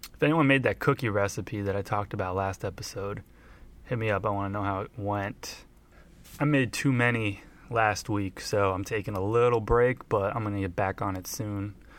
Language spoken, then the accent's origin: English; Montclair, New Jersey, United States; my hometown of Montclair, New Jersey